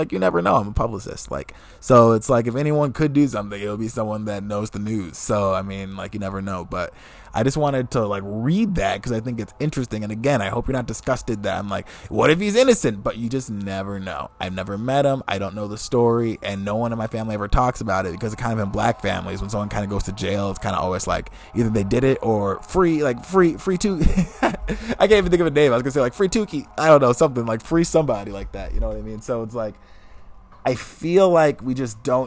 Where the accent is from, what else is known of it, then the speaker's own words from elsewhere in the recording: Fresno, California, United States; I was born in Fresno